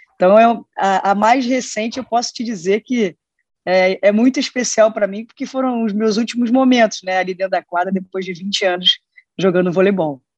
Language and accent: Portuguese; Brazil; enquanto brasileira torcedora